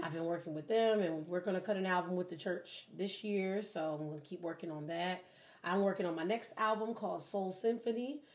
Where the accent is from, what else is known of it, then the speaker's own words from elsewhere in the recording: Philadelphia, Pennsylvania, United States; now in Detroit, United States; I'm from Philly